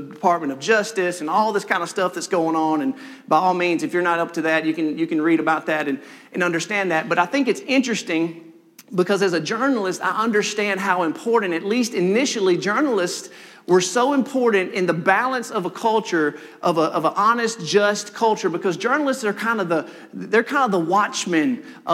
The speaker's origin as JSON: {"language": "English", "town": "Senatobia", "region": "Mississippi", "country": "United States", "tie": "born or raised there", "also_born_or_lived": "Maben, Oktibbeha County, Mississippi", "said": "my parents moved shortly to Senatobia, Mississippi, where I was raised. I lived my whole life, basically one house."}